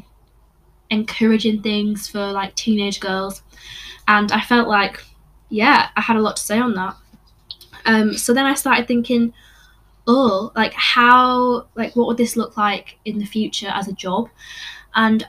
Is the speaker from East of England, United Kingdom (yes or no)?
no; Yorkshire and the Humber, United Kingdom; moved away as an adult; now in Northern Ireland, United Kingdom; I'm from England, West Yorkshire, as you can tell by the accent.